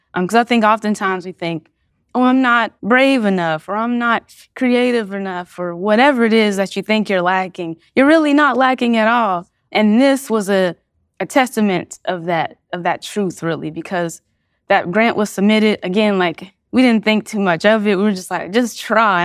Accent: Cincinnati, Ohio, United States; I'm born and raised in Cincinnati, Ohio

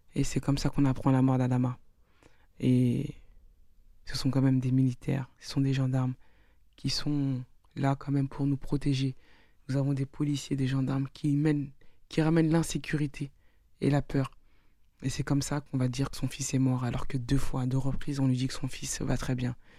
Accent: France; nous sommes tous des Français

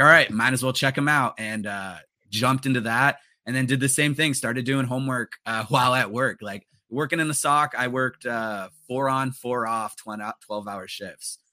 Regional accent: Los Angeles, California, United States; growing up in the San Fernando Valley

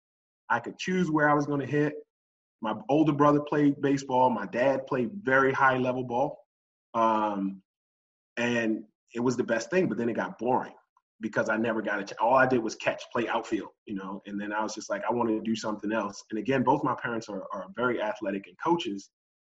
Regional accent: Baltimore, Maryland, United States; I grew up in Northeast Baltimore, but spent a lot of my time in Lower East Baltimore

